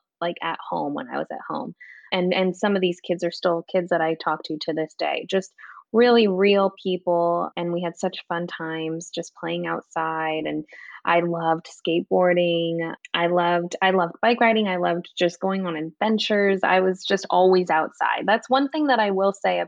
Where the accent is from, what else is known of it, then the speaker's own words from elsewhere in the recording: outside of Los Angeles, California, United States; I grew up in outside of Los Angeles